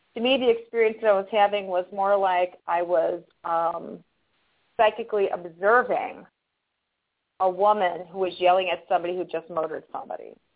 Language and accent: English; Chicago, Illinois, United States; we're both Chicagoans here